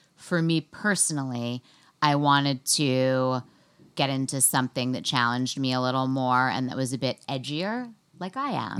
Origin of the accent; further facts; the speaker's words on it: New York City, New York, United States; I grew up in New York City, and then I went to Smith College